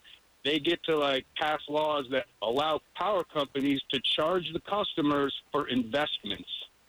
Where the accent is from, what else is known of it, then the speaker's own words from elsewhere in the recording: Connecticut, United States; moved away; I'm originally from Connecticut.